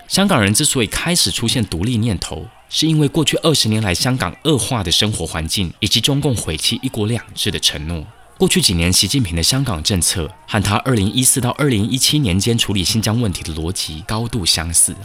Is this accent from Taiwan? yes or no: yes; Taiwan; 作为台湾人